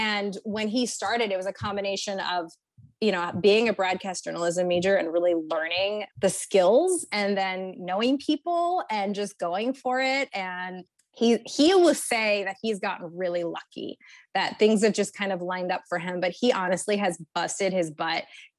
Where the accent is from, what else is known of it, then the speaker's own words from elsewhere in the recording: California, United States; also born or lived in Texas; We are from California originally. That's where my husband and I met many, many moons ago in 2004.